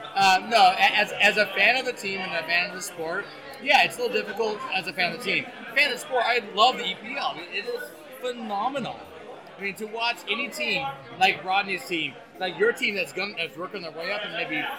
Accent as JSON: {"language": "English", "country": "United States", "said": "when you're an American. I'm not from England."}